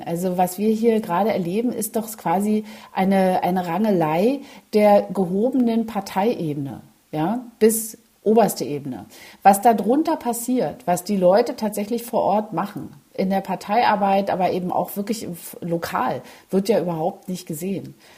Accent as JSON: {"language": "German", "region": "East Germany", "country": "Germany", "said": "als Ostdeutsche"}